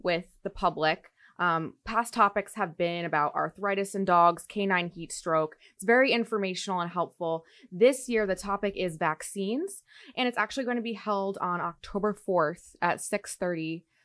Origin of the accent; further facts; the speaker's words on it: East Providence, Rhode Island, United States; moved away as an adult; now in Saint Petersburg, United States; I am from East Providence, Rhode Island. I just moved here to Saint Petersburg last year